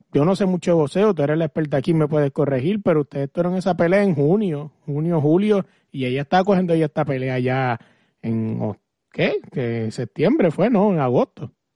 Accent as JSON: {"language": "Spanish", "country": "Puerto Rico", "said": "yo soy puertorriqueño"}